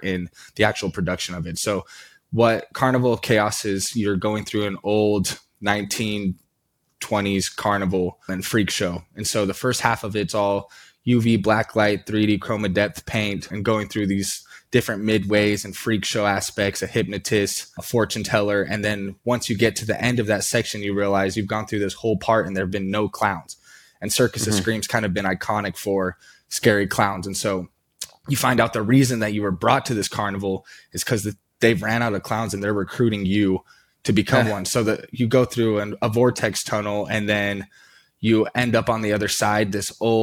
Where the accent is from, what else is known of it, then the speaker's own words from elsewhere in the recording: Salt Lake City, Utah, United States; now in Medford, United States; I grew up in Salt Lake City, Utah